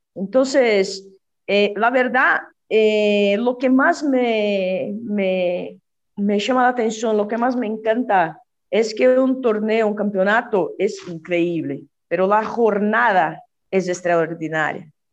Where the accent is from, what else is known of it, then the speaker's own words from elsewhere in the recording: São Bernardo do Campo, São Paulo, Brazil; moved away; also born or lived in Rio de Janeiro, Brazil; yo nací en São Paulo, sí, viví, no sé, cuatro años en Río de Janeiro y volvimos a São Paulo.